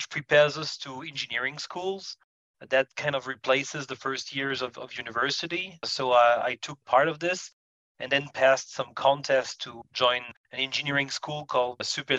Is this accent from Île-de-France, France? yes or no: yes; Paris suburbs, Île-de-France, France; I was born in Paris suburbs, and I spent a good time of my life there. I received education also in that area